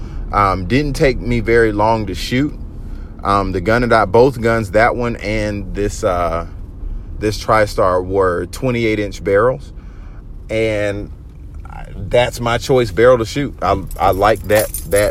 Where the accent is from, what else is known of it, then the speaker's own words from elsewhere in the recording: Georgia, United States; I'm from Georgia